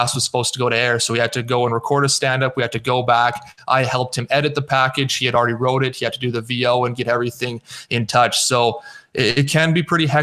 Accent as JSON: {"language": "English", "town": "Athabasca", "region": "Alberta", "country": "Canada", "tie": "born or raised there", "also_born_or_lived": "Edmonton, Canada", "moved": "as an adult", "lives_now": "Lloydminster, Canada", "said": "I'm from Athabasca, Alberta."}